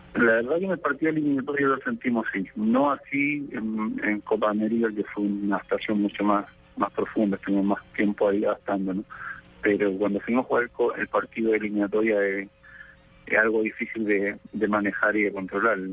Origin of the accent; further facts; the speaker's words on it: Chile; nosotros como chilenos